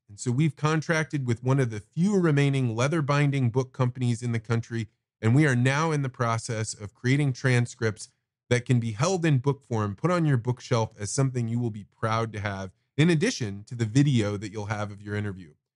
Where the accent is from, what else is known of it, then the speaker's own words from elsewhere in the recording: central Illinois, United States; my hometown, small town, central Illinois